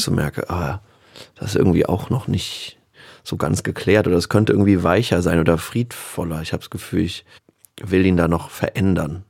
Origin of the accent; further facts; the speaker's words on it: Berlin, Germany; hier Kreuzberg, wo mhm. ich einfach aufgewachsen bin